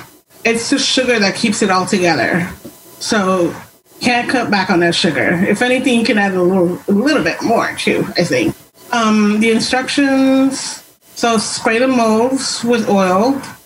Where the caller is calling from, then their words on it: Washington, United States; I'm in Western Washington.